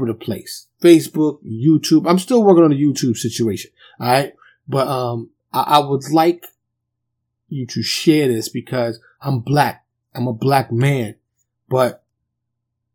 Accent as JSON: {"language": "English", "region": "New York", "country": "United States", "said": "I'm from New York"}